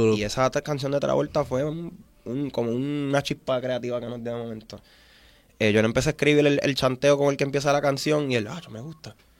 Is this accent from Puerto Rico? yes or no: yes; Vieques, Puerto Rico; como una persona que viene de Vieques, que yo me crié con panas que no tenían baño